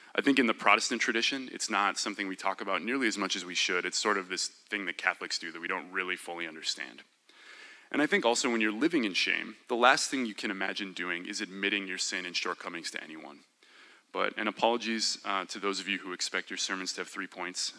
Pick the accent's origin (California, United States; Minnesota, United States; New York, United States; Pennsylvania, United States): Minnesota, United States; I was born and raised in Minnesota